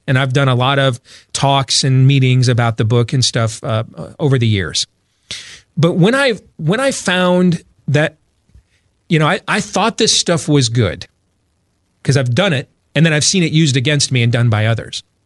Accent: Grand Rapids, Michigan, United States; now in Des Moines, United States; I grew up in Grand Rapids, Michigan

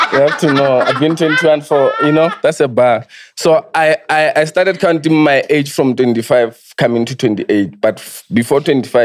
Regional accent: Limpopo, South Africa

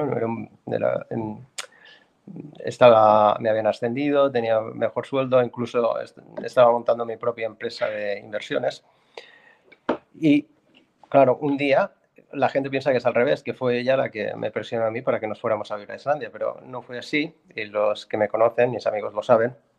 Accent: Barcelona, Catalonia, Spain; moved away as an adult; now in Iceland; yo eh, soy español, catalán, nací en Barcelona, Barcelona ciudad

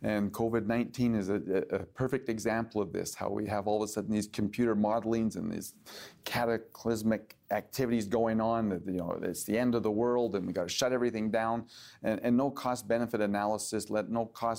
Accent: London, Ontario, Canada; when I say that I'm from London and the 905, they think I'm from Britain.

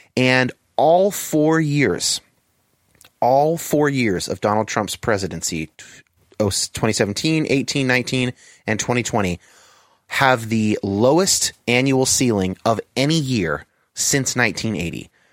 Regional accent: Bay Area, California, United States; I grew up in uh, the Bay Area in California

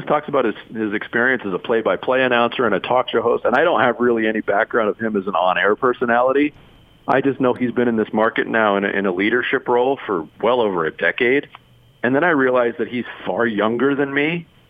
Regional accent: Arizona, United States; also born or lived in New York; I moved to Arizona when I was a kid. I was born in New York. We moved out in 1979.

